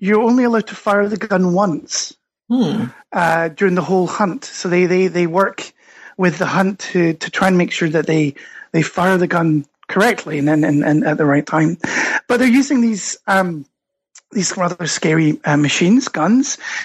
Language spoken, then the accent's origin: English; Scotland, United Kingdom; accent: Scottish; moved away as an adult; also born or lived in United States; now in Stockholm, Sweden; you can probably tell from my accent, I'm Scottish originally, but got swept over, as many people do, to the United States.